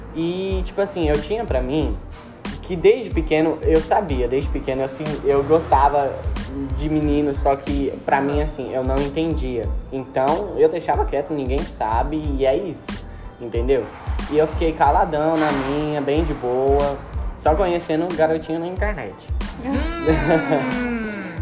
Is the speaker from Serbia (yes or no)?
no; Brazil; eu sou brasileiro